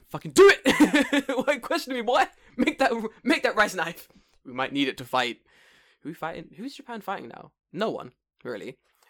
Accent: United Kingdom; I'm like that with rain because I'm from Britain.

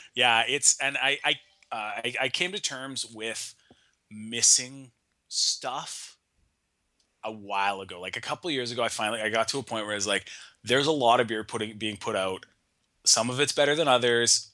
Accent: Nanaimo, British Columbia, Canada; my hometown in Nanaimo

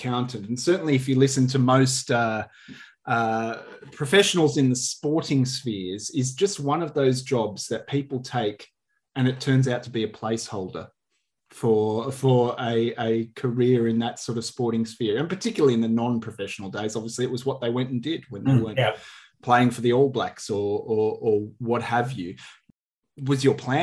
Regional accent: Armidale, New South Wales, Australia; growing up in the Armidale region in northwest New South Wales

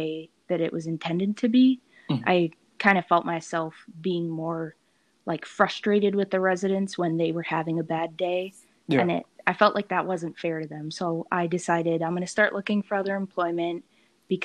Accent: New Jersey, United States; moved away as an adult; also born or lived in Minneapolis, Minnesota; now in Minnesota, United States; I am originally from New Jersey

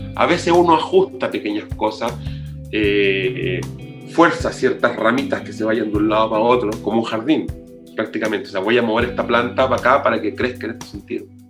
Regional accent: Antofagasta, Chile; now in Santiago, Chile; yo soy nortino, soy antofagastino, vivo aquí en Santiago hace mucho tiempo

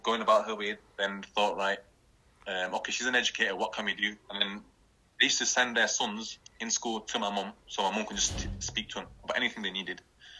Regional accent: Kashmir, Pakistan; First of all, you and I are Kashmiri, yeah?

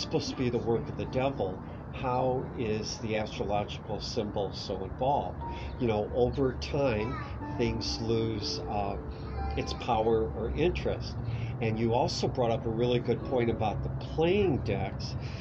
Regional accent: Cleveland, Ohio, United States; I grew up in Cleveland, Ohio

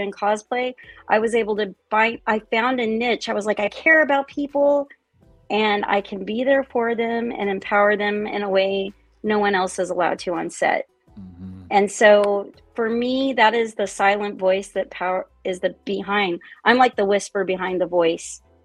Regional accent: Austin, Texas, United States; I'm from Austin, Texas. I'm a local. I've watched it grow, and I chose to stay here

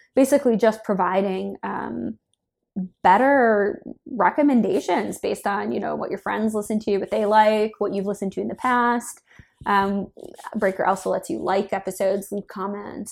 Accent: Minnesota, United States; moved away as an adult; now in San Francisco, United States; I grew up in Minnesota

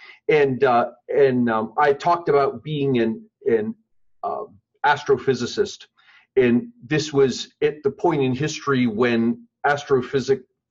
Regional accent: Montoursville, Pennsylvania, United States; moved away; I grew up in north central Pennsylvania, middle of nowhere. Actually, Montoursville, which is the home of the Little League World Series.

